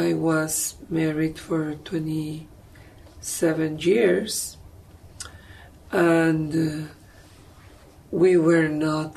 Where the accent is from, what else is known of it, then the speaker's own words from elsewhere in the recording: Mexico; moved away; I am from Mexico